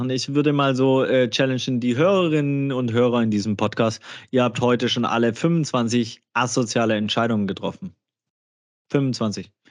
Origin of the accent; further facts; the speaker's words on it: Gladbach, North Rhine-Westphalia, Germany; fragen, woher kommst du denn? Und dann äh, sage ich aus äh, Gladbach und dann sagen, ja, aber woher kommst du wirklich?